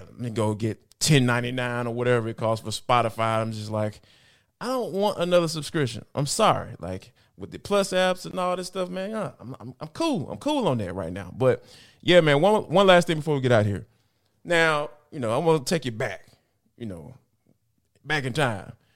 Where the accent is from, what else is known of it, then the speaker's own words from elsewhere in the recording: Atlanta, Georgia, United States; I'm from the Atlanta metro area